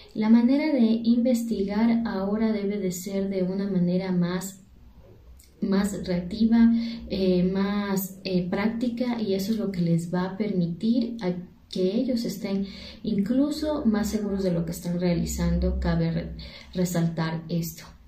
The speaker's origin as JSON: {"language": "Spanish", "country": "Ecuador", "said": "soy de Ecuador"}